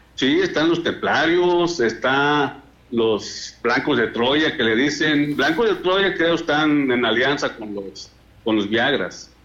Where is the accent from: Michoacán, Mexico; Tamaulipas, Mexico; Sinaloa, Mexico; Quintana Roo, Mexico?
Michoacán, Mexico; La Ruana; allá en mi pueblo, en La Ruana, o sea, en el municipio de Bonavista